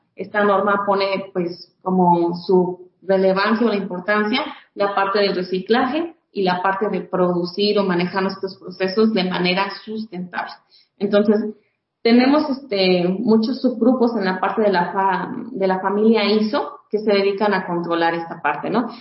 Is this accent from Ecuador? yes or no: no; Mexico; como buenos mexicanos